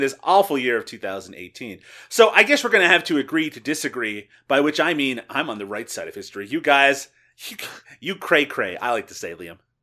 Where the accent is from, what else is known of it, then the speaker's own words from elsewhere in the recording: Newfoundland and Labrador, Canada; moved away; where I grew up in Newfoundland, Canada, people did say hi to each other